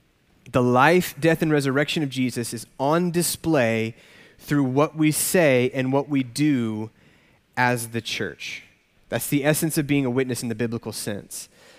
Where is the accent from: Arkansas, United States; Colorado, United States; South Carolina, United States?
Arkansas, United States; I grew up in Arkansas, so just a state over.